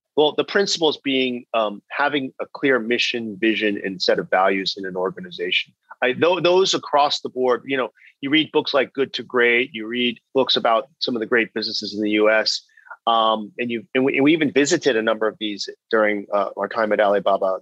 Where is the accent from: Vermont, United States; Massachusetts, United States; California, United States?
California, United States; Bay Area; moved away as an adult; also born or lived in China; I'm originally from California. I grew up in the Bay Area